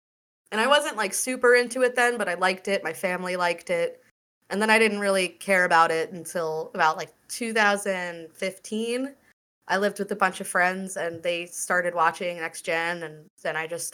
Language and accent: English; Long Island, New York, United States; I grew up on Long Island in 2004. So I was like 14